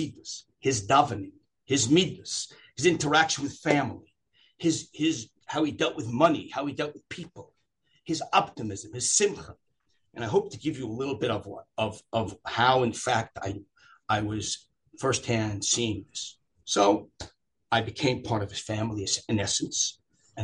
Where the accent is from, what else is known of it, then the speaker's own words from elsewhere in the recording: Long Beach, New York, United States; I grew up in Long Beach, New York